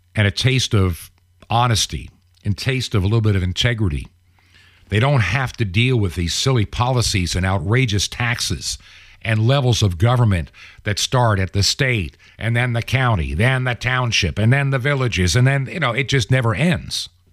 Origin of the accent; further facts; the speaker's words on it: Western New York, United States; moved away as an adult; also born or lived in Long Island, United States; I've lived in Western New York, not far from where you were. Went to high school there myself